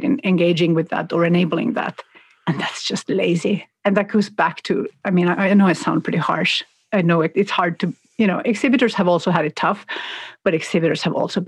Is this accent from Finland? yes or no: yes; Finland; now in Sweden; I live in Sweden, I grew up in Finland